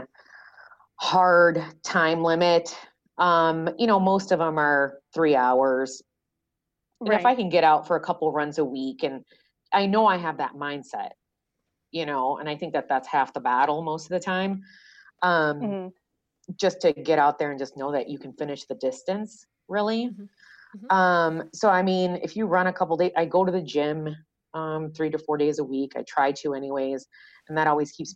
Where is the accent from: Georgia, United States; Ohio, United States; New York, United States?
Ohio, United States; also born or lived in Florida; now in Minnesota, United States; I'm from Ohio, lived in Florida, moved to Minnesota